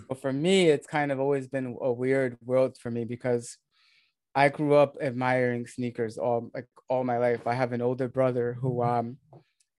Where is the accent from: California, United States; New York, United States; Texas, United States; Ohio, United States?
New York, United States; New York area, United States; accent: American; where I grew up in the New York area, the Northeast of the States